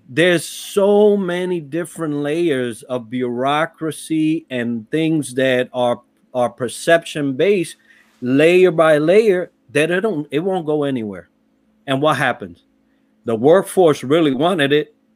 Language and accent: English; New York City, New York, United States; also born or lived in Puerto Rico; I was raised in the Bronx